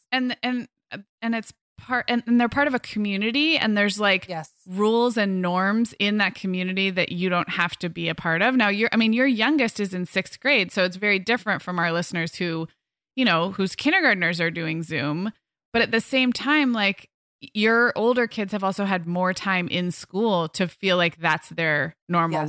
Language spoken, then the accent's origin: English; Santa Barbara, California, United States; moved away; we moved our family um up to back to my hometown in july